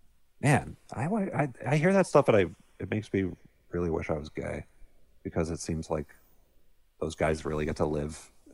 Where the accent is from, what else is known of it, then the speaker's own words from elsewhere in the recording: Tampa, Florida, United States; it's from my hometown, obviously. Not a lot of movies are set in Florida or Tampa.